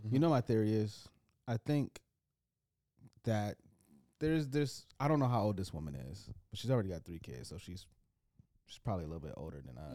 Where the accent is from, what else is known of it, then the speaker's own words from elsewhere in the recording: United States; as an American man.